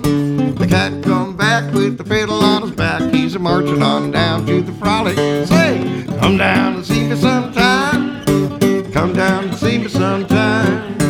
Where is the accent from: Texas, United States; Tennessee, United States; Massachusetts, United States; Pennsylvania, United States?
Tennessee, United States; Memphis; I'm from Memphis. We say hane, hane